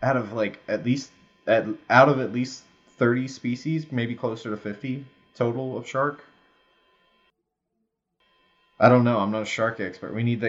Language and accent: English; North Carolina, United States; now in Seattle, United States; Yeah, I live in Seattle right now, but originally I'm from North Carolina.